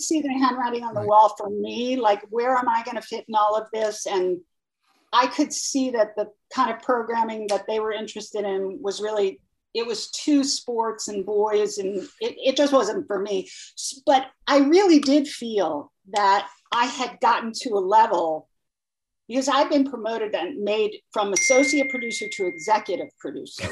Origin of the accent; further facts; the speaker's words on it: Long Island, New York, United States; I grew up in Long Island